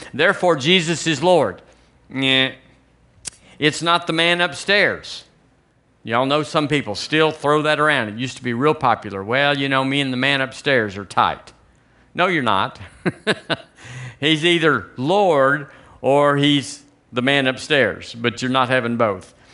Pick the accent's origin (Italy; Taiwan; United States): United States; also born or lived in Tuscaloosa, Alabama; we're American